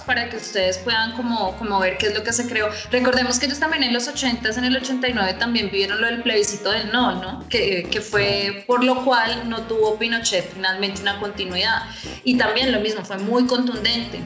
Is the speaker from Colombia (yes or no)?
yes; Colombia; siendo colombiano